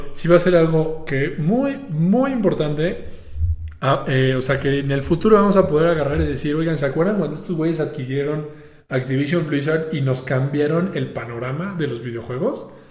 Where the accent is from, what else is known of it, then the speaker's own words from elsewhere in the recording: Mexico; como mexicano